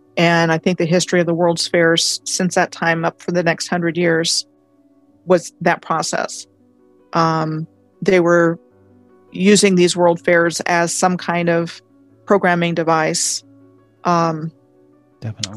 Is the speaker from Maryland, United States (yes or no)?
yes; Montgomery County, Maryland, United States; moved away as an adult; I grew up in Montgomery County, Maryland, um, graduated from high school there in 81